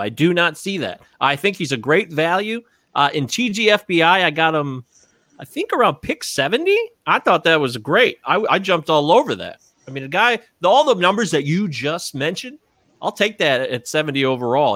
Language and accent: English; Detroit, Michigan, United States; I'm from Detroit